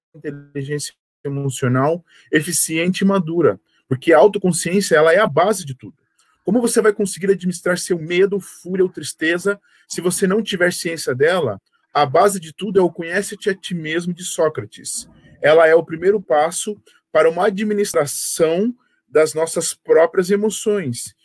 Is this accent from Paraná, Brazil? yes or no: yes; Curitiba, Paraná, Brazil; Eu sou curitibano nascido e criado